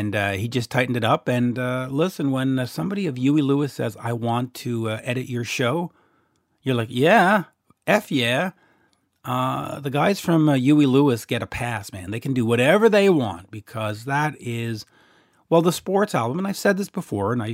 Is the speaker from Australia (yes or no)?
no; Canada; accent: Canadian; in my Canadian accent